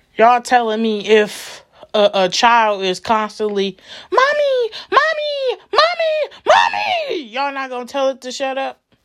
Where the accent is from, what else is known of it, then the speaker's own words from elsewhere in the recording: Milwaukee, Wisconsin, United States; I'm coming back to my hometown, Milwaukee